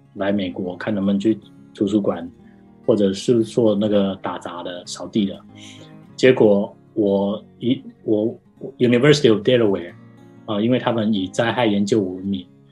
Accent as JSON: {"language": "Chinese", "country": "Taiwan", "tie": "born or raised there", "moved": "as an adult", "lives_now": "United States", "said": "因为我一直在台湾长大，然后我都没有出过国，因为我家是小康啦，就没有，没有什么普通的人，普通的公务人员的家庭"}